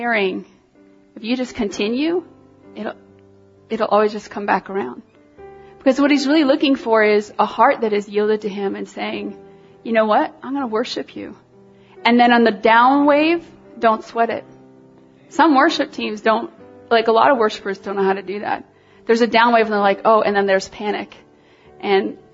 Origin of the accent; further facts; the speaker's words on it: Toronto, Ontario, Canada; I'm from Toronto.